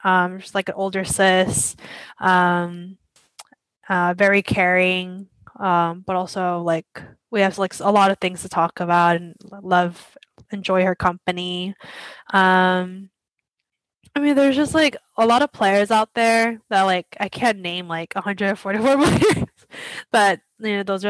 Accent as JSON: {"language": "English", "country": "United States", "said": "when we're Asian American"}